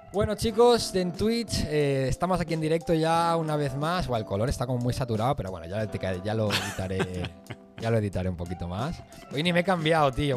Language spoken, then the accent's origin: Spanish; Venezuela; also born or lived in Spain; now in Kuwait; nosotros nacimos en Venezuela, eh, luego yo me fui un poco más joven que tú a España